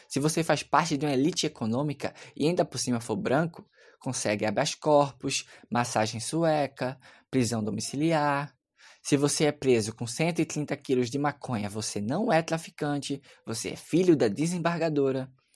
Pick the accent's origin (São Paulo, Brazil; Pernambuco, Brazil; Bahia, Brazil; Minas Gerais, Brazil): Pernambuco, Brazil; Recife; onde eu cresci, numa área de morro aqui no Recife